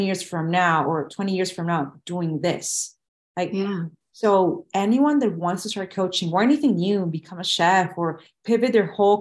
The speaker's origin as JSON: {"language": "English", "country": "Venezuela", "tie": "born or raised there", "moved": "as an adult", "lives_now": "United States", "said": "I graduated from college and where I was born in Venezuela"}